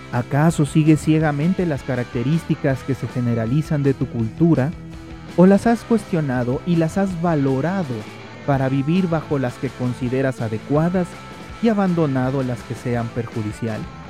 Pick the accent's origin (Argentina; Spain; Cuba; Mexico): Mexico